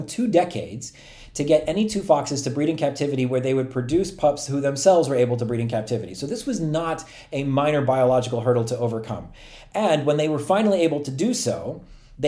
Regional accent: Turkey; moved away; When I was growing up in Turkey

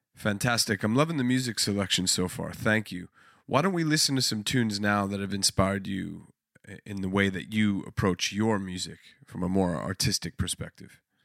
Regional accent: United States; growing up in America as an Italian American

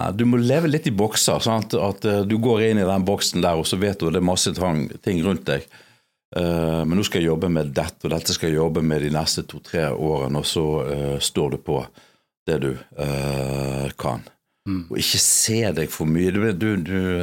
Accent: Bergen, Vestland, Norway; jeg er norsk, jeg er erkebergensk.

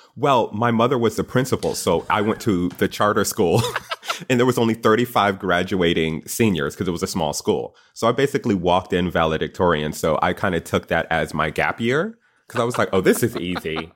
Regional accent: Connecticut, United States; I went to Yukon, Go Huskies, 'cause I'm from Connecticut

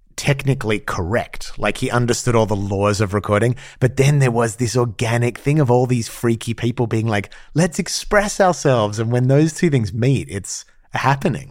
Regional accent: Australia; moved away; growing up in Australia

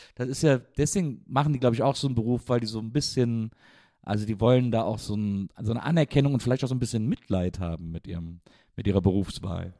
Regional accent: Wesseling, North Rhine-Westphalia, Germany; ich bin der Wesselinge

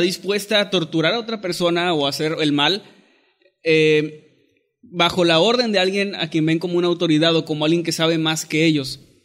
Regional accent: northern Mexico, Mexico; soy obviamente norteño

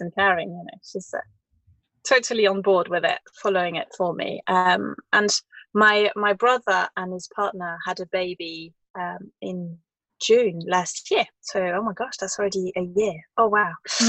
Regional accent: France; English is a second language; As I remember, it was hardly nowhere. I'd never seen it. Until I had a little job when I was 18 in Paris

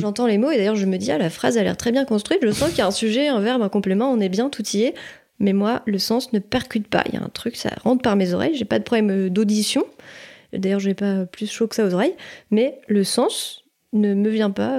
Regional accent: Maisons-Laffitte, Île-de-France, France; now in Nantes, France; j'ai grandi euh, à Maison Lafitte en ile de france

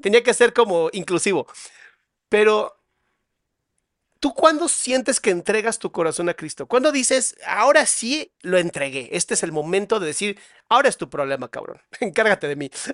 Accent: Mexico; los que somos mexicanos

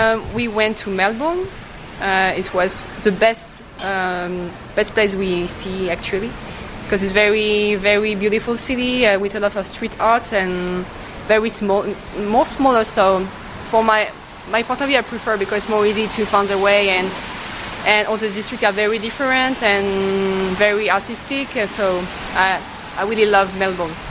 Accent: Paris, Île-de-France, France; now in south of France, France; I'm from Paris, but I'm living in the south of France now

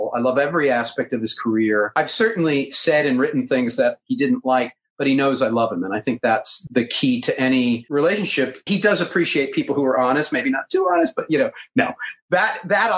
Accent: United States; I'm American

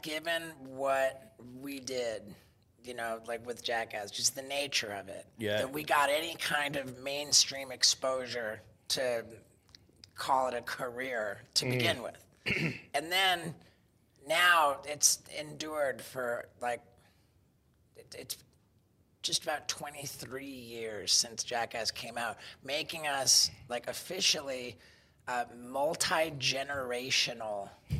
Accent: England, United Kingdom; born there; Well, you see, I was born in England, which makes me British.

